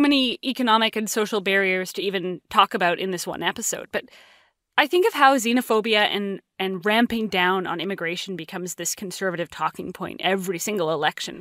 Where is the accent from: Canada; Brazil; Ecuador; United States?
Canada; West Vancouver, British Columbia; I grew up in West Vancouver, which is often ranked as one of the richest cities in all of Canada